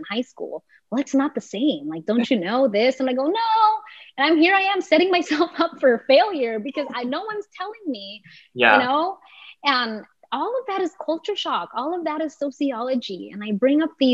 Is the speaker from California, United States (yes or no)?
yes; Delano, California, United States; my experience growing up in Delano, I grew up with a single mom